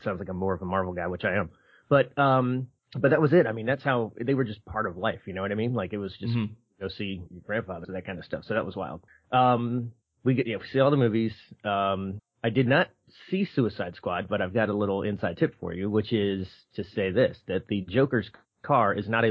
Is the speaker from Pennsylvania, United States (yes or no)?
yes; Philadelphia, Pennsylvania, United States; moved away; I grew up in Philadelphia